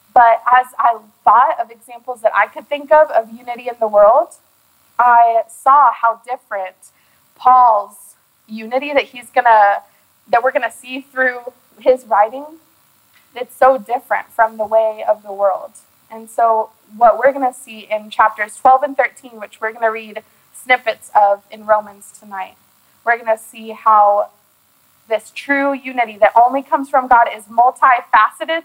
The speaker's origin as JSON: {"language": "English", "town": "Austin", "region": "Texas", "country": "United States", "tie": "born or raised there", "said": "I already have my church home that I had in my hometown in Austin"}